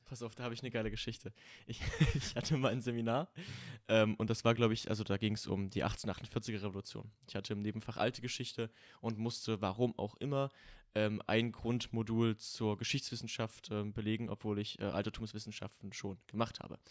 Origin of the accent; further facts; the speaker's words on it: Saxony, Germany; Also ich komme ja aus Sachsen.